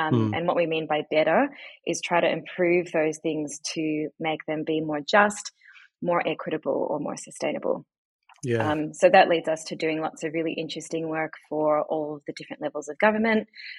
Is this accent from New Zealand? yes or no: yes; New Zealand; moved away as an adult; also born or lived in New York / London; now in Australia; In terms of where I'm from New Zealand originally, or actually I'm Iranian, but raised in New Zealand. And then I moved to Australia in 2005 to study law.